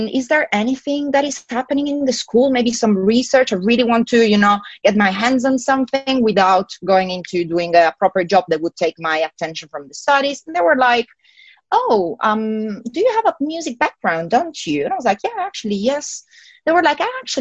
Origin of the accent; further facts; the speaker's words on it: Italy; accent: Italian; English is a second language; moved away as an adult; also born or lived in Milan, Italy; now in United Kingdom; I'm from Italy, and essentially, when I was back in Italy, in Milan, I used to study and I used to work in audio engineering.